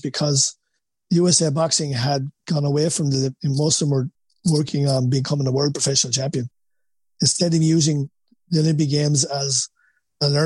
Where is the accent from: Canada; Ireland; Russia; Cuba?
Ireland; Wexford, Leinster; accent: Wexford; moved away as an adult; now in United States; my Wexford accent